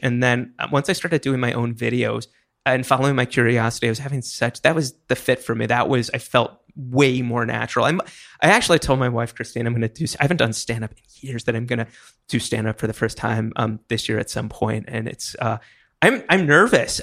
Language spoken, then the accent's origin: English; Hershey, Pennsylvania, United States; moved away as an adult; now in New York, United States; I moved here when I was eighteen. Before then, I was in Hershey, Pennsylvania, where they make chocolate.